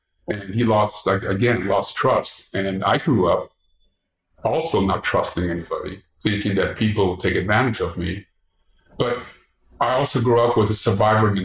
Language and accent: English; Los Angeles, California, United States; I grew up in Boyle Heights